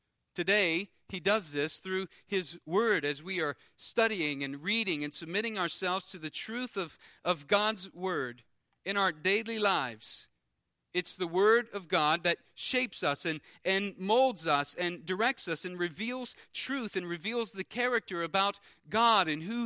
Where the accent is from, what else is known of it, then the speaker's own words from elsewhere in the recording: Louisiana, United States; I grew up on the Intercoastal, and I grew up fishing and skiing. I grew up just having fun out on the water